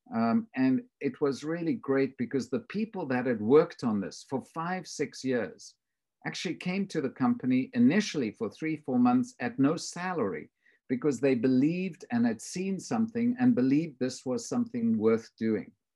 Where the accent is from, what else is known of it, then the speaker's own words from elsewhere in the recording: South Africa; moved away; I grew up in South Africa